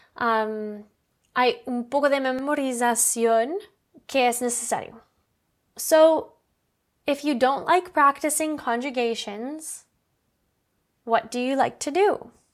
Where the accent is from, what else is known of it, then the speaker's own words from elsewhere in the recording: Canada; Spanish is a second language; Oh, I'm from Canada.